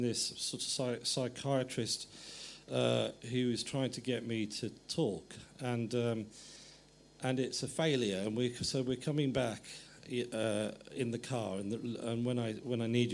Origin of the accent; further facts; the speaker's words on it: England, United Kingdom; I was starting to see myself as English